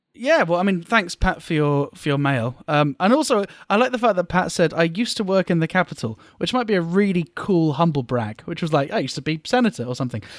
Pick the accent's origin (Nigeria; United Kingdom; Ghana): United Kingdom; now in Japan; as a Brit